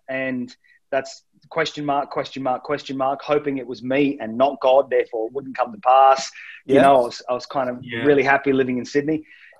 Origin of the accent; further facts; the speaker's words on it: Manchester, North West England, United Kingdom; It's because it's my people. It's where I'm from. My parents are from South Wales. I was born in Manchester.